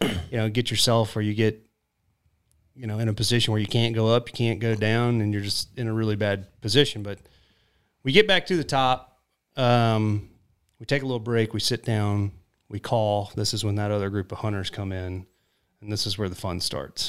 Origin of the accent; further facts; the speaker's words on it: South Jordan, Utah, United States; I grew up in South Jordan on a farm